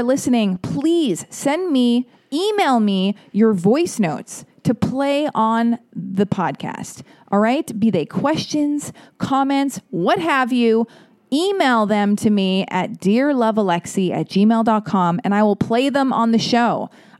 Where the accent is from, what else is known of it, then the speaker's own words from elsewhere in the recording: United States; I'm American. I say patent